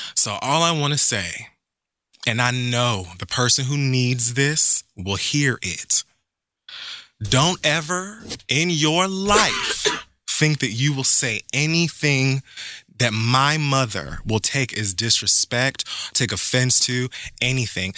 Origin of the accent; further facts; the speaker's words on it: Jamaica; as a Jamaican